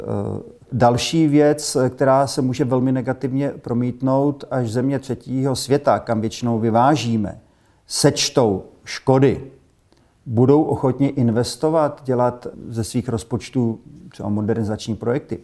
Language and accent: Czech; Czechia; Jako Češi